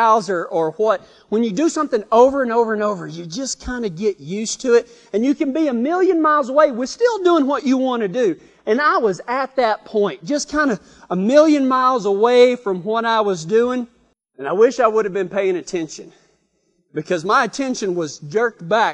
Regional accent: Texas, United States; accent: Texas; My Texas accent comes out whenever I start telling stories like this

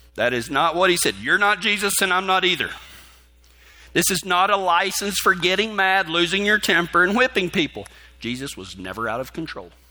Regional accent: West Texas, United States; growing up in West Texas

